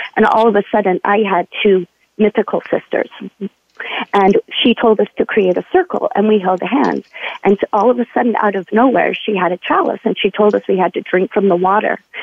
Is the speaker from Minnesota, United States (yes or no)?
no; Utah, United States; also born or lived in California; now in Oregon City, United States; I grew up in Utah.